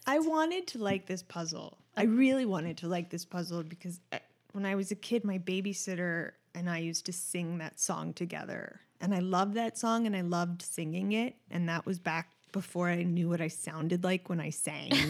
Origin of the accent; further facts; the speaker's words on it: New York City, New York, United States; I grew up in Manhattan